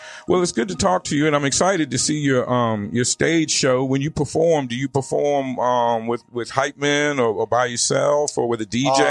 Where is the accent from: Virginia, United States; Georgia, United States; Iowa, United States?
Virginia, United States; moved away as an adult; also born or lived in Arizona; now in Avondale, United States; Now, I grew up on the East Coast in Virginia.